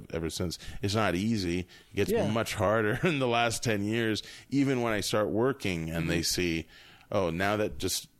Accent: Florida, United States; moved away; I grew up in Florida

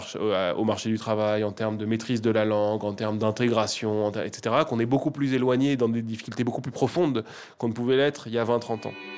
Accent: Paris, Île-de-France, France; je, suis né de parents libanais. donc, pour le dire très vulgairement, mon sang est 100% libanais, mais je suis né à Paris, j'ai grandi en France.

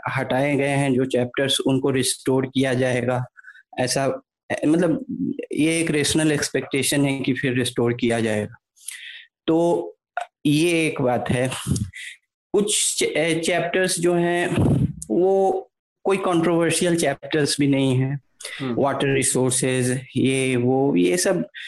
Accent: Bihar, India; मैं, मैं ऐसे राज्य से आता हूँ जो कि खुद एक बहुत वायलेंट सोसाइटी है बिहार

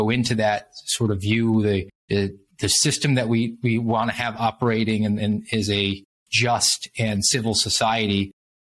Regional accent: Savannah, Georgia, United States; a regular police officer in my hometown in Savannah, Georgia

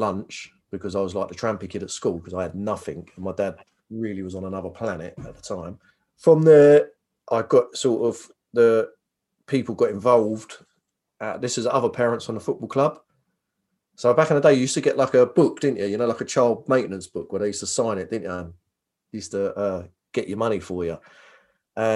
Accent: Northolt, London, United Kingdom; also born or lived in Hammersmith / Chiswick; I was born in Hammersmith, Queen Charlotte's. I think I was as a baby was in Chiswick, then moved to Norfolk, Middlesex

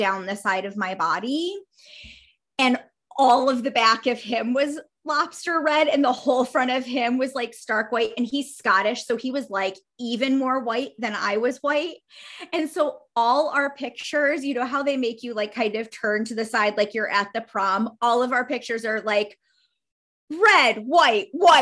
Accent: Northeast United States, United States; moved away; also born or lived in Pacific Northwest; I am from the Northeast part of the United States of America

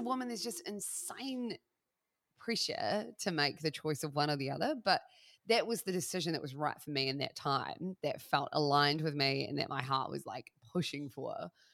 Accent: Christchurch, Canterbury, New Zealand; also born or lived in Melbourne, Australia; now in Wairarapa, New Zealand; I'm originally from the South Island, from a city called Christchurch

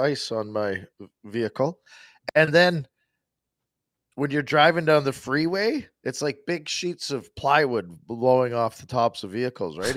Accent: Saskatchewan, Canada; growing up in Saskatchewan

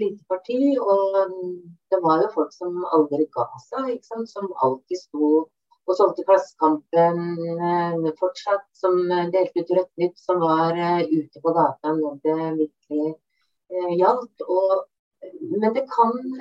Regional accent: Bamble, Telemark, Norway; moved away as an adult; now in Lillehammer, Norway; kom jeg tilbake til Bamble i Telemark, som jeg kommer eh, opprinnelig fra

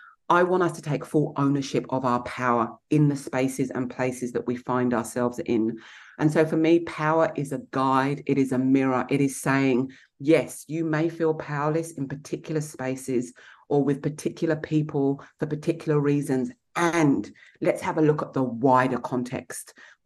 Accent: England, United Kingdom; Then add being English.

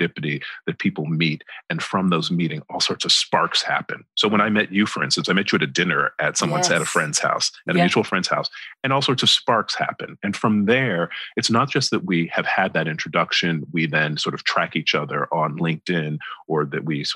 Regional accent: the American South, North Carolina, United States; accent: American; moved away as an adult; now in United Kingdom; I've come from the American South

